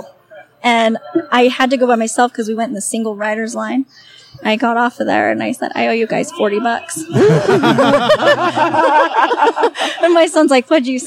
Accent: Salt Lake City, Utah, United States; I'm from Salt Lake City, but my family is mostly from down south in Minersville

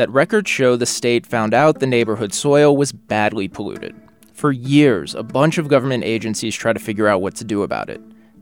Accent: New Orleans, Louisiana, United States; born or raised there

